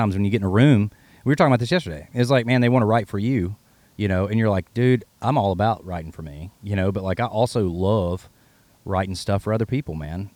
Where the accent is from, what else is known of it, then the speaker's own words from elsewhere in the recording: Carroll County, Virginia, United States; now in Nashville, United States; I'm from Carroll County